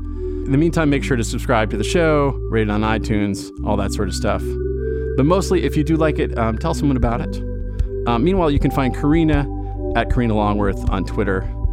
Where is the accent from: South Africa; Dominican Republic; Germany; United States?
United States; Providence, Rhode Island; I'm from Providence, Rhode Island